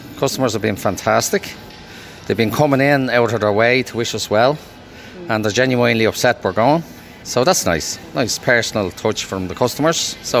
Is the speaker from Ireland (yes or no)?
yes; Dublin, Leinster, Ireland; moved away as an adult; now in Kilkenny, Ireland; I'm from Dublin originally, but live here in Kilkenny for the last 30 years. I moved down with Super Quinn back in 94